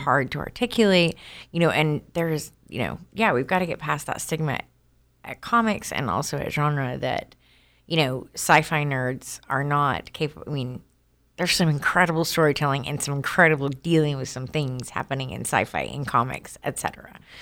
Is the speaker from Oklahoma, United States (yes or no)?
yes; Oklahoma, United States; I'm from Oklahoma